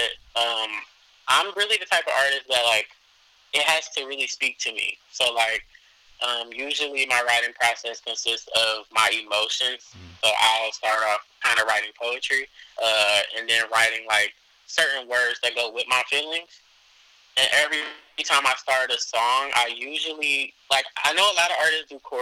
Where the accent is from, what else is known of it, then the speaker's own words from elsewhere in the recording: Cleveland, Ohio, United States; I'm from Cleveland, Ohio